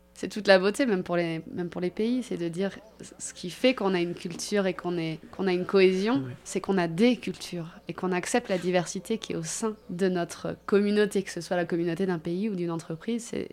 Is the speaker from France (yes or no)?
yes; France; nous, en tant que Français